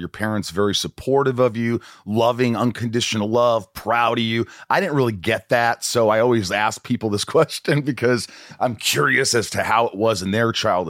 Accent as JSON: {"language": "English", "region": "Southern Indiana", "country": "United States", "tie": "born or raised there", "also_born_or_lived": "Evansville, Indiana", "said": "Evansville, Indiana. I grew up in Indiana, Southern Indiana."}